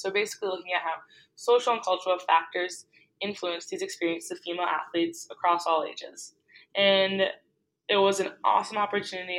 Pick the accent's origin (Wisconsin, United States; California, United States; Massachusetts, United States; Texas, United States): Massachusetts, United States; Boston; also born or lived in New York City; I am from Boston